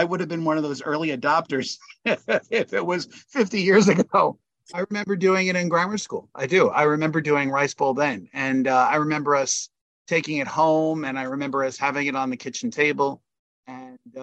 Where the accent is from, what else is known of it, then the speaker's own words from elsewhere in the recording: United States; as an American